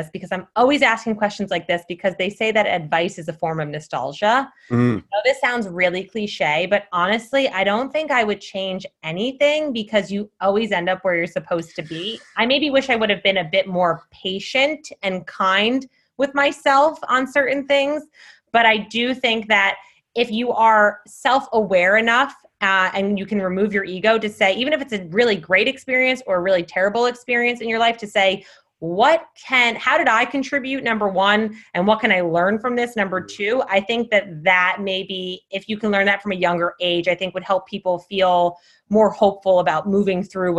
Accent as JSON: {"language": "English", "region": "East Coast", "country": "United States", "tie": "born or raised there", "said": "I think that's partially growing up on the East Coast too"}